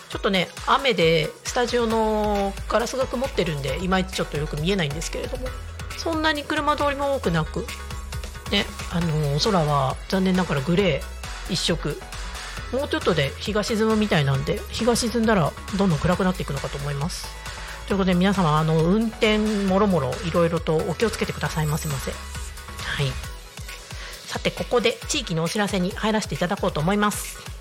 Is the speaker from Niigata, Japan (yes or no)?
yes; Niigata, Japan; moved away as an adult; now in Tako, Japan; 地元が新潟なんですよ新潟市で。でやっぱちっちゃい頃から雪降るの結構当たり前